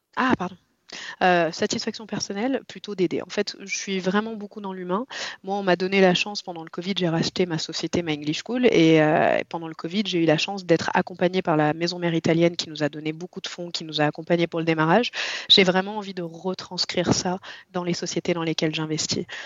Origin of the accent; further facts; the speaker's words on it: Lyon, Auvergne-Rhône-Alpes, France; Je viens de Lyon, j'ai trente-trois ans